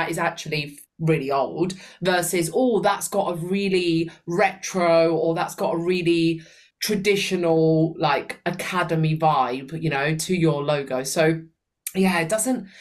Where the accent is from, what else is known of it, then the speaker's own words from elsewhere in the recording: Sicily, Italy; now in United Kingdom; my hometown, Sicily.